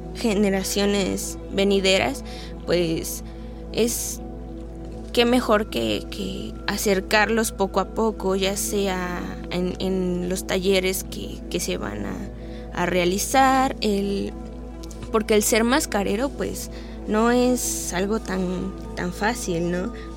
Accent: Mexico

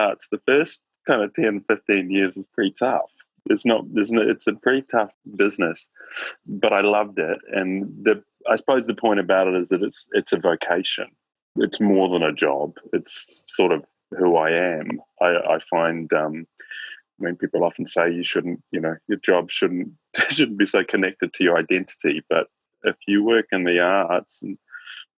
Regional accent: Christchurch, Canterbury, New Zealand; also born or lived in Auckland; I grew up in Christchurch in New Zealand

